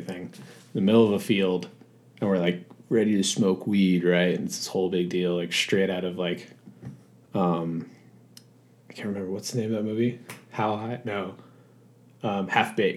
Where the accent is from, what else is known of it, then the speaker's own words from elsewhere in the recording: Long Island, New York, United States; I grew up in New York, actually on Long Island. So I was about 2 hours east of New York City